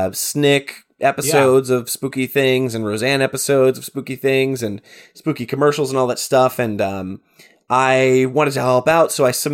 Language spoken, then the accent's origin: English; New Jersey, United States; I'm from New Jersey. I grew up on punk music and I love Halloween.